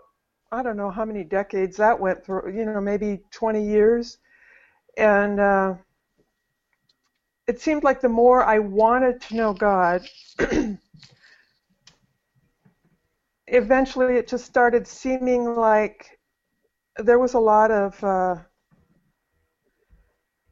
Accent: North Idaho, United States; I was raised in North Idaho

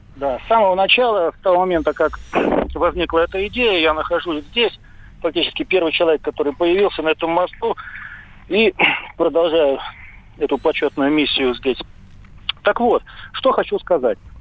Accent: Saint Petersburg, Russia; moved away as an adult; now in Taman, Russia; Я из Петербурга, из Петербурга, но уже 5 лет проживаю в Тамане

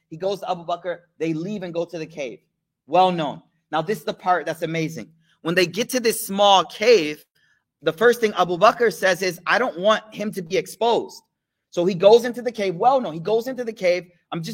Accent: United States; as an American young man

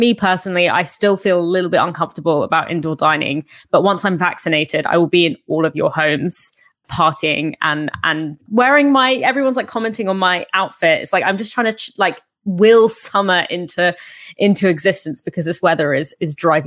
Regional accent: Egypt; moved away; my home country where a lot of my family live in Egypt

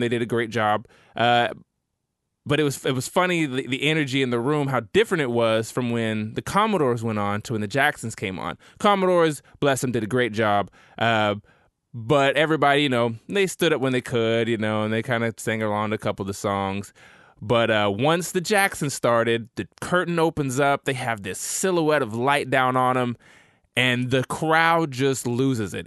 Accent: Tulsa, Oklahoma, United States; my hometown of Tulsa

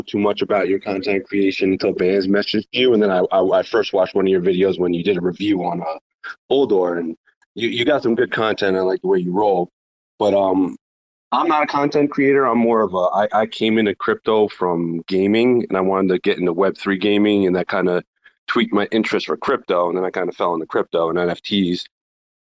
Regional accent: New Jersey, United States; I'm from New Jersey

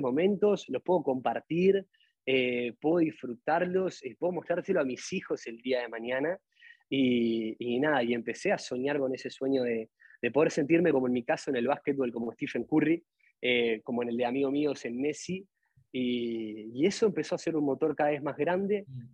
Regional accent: Atlántida, Canelones, Uruguay; somos de Atlantia

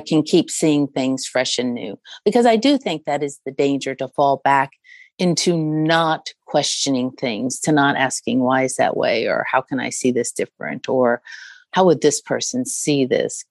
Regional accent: United States

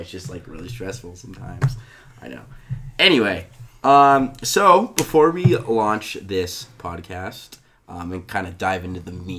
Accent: Northern California, United States; We're from Northern California, which is the better part of California.

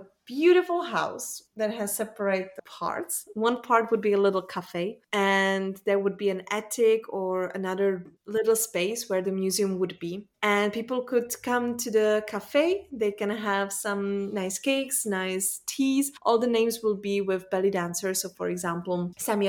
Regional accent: Czechia; English is a second language; now in Belgium; I'm in Belgium. I was born in Czech Republic, but now I live and I work in Belgium.

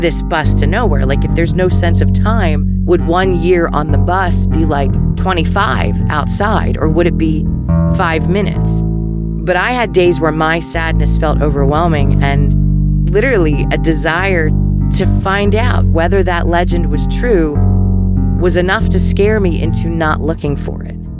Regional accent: Philadelphia, Pennsylvania, United States; accent: Philly; Mine, which can be very Philly when I don't pay attention to my O's

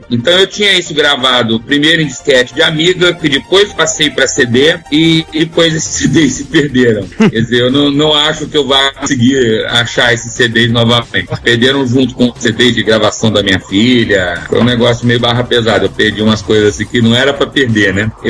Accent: Curitiba, Paraná, Brazil; moved away; eu morava em Curitiba

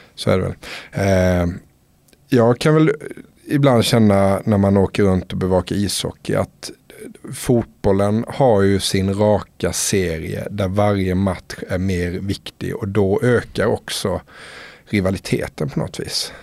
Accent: Älmhult, Småland, Sweden; now in Stockholm, Sweden; Jag är ju smålänning från början så att, eh, jag har mycket familj och vänner kvar nere i Småland

